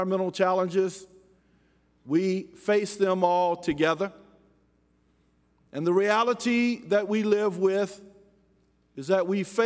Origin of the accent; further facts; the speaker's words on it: Louisiana, United States; my home state of Louisiana